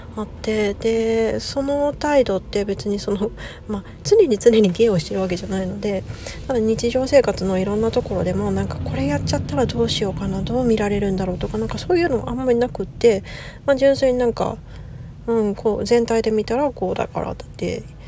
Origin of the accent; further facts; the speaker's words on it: Aichi, Japan; moved away as an adult; also born or lived in Kansai / US West Coast; now in United States; もともと私愛知 出身で